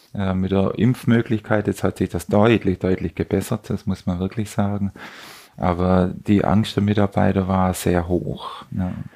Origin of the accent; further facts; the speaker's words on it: Southern Germany, Germany; moved away; Ich bin aus Süddeutschland.